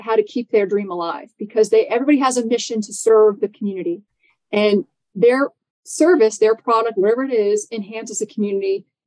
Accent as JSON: {"language": "English", "town": "New York City", "region": "New York", "country": "United States", "said": "I'm from New York City"}